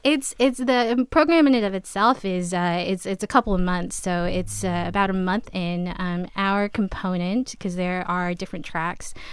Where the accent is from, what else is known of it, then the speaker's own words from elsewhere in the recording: New York, United States; moved away as an adult; now in Massachusetts, United States; I am originally from New York